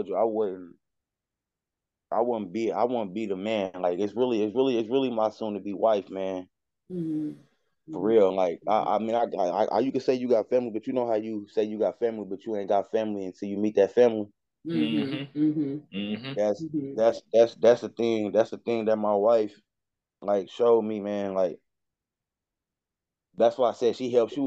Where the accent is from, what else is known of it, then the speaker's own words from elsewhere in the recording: Dayton, Ohio, United States; I'm from Dayton, Ohio